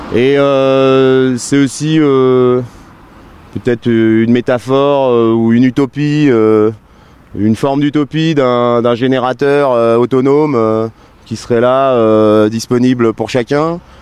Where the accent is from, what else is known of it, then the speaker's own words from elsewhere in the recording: Annecy, Auvergne-Rhône-Alpes, France; moved away as an adult; je suis je suis né à Annecy donc euh, donc je suis savoyard d'origine, j'ai toute ma famille qui est qui est encore euh, ici. donc j'ai toujours vécu dans les montagnes